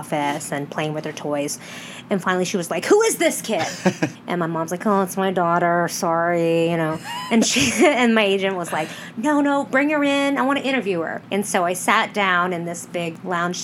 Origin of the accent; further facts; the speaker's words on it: Los Angeles, California, United States; I am born and raised in Los Angeles, California